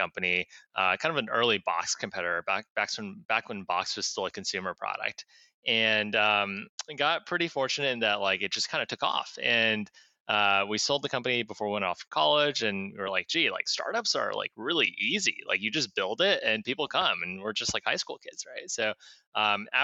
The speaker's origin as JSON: {"language": "English", "region": "Kansas", "country": "United States", "tie": "born or raised there", "said": "I grew up in Kansas"}